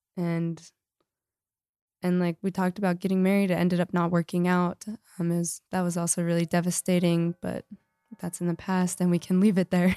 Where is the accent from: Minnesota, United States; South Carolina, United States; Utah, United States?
Utah, United States; Lehi; I'm from Lehigh, and so we're in Salt Lake